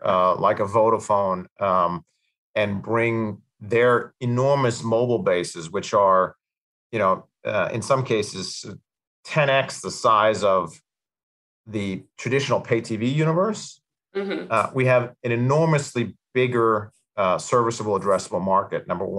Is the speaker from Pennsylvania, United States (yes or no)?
no; New York City, New York, United States; born or raised there; accent: American